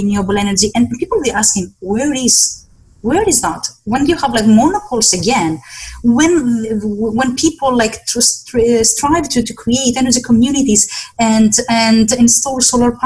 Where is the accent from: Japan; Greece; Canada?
Greece; Western Greece; moved away; in my hometown in Western Greece